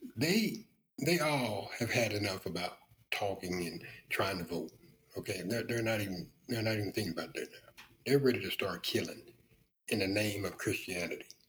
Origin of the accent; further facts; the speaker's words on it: the South, United States; I was raised in the South.